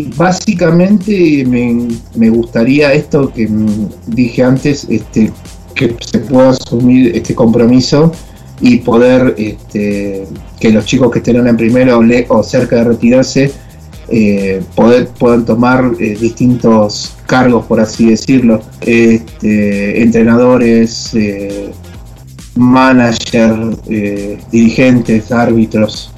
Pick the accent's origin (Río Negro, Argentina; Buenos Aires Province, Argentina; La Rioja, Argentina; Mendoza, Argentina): Buenos Aires Province, Argentina; Hurlingham; now in Córdoba, Argentina; Yo soy de Buenos Aires y mi amor de, por el rugby viene del Herring Club. Yo hice infantiles en ese club.